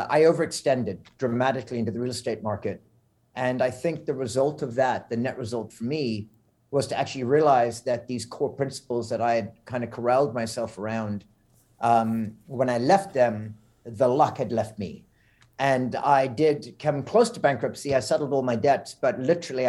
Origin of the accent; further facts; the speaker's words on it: South Africa; moved away; also born or lived in Montreal, Canada / Florida, United States / Bermuda; growing up in South Africa